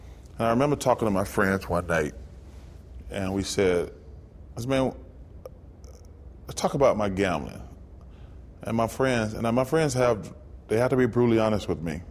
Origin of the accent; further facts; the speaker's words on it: Alabama, United States; all these are places I grew up in Alabama.